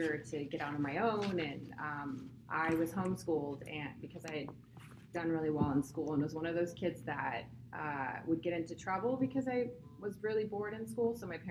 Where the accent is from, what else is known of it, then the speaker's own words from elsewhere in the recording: San Luis Obispo, California, United States; also born or lived in Oxnard, California; I was born in Oxnard, California, and raised in San Luis Obispo. So I am a California girl